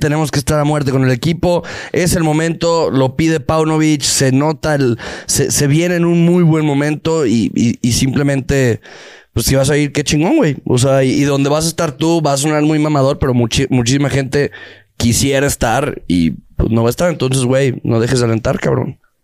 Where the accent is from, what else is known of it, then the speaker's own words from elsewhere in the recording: Guadalajara, Jalisco, Mexico; nací en- nací en Guadalajara, nací en Guadalajara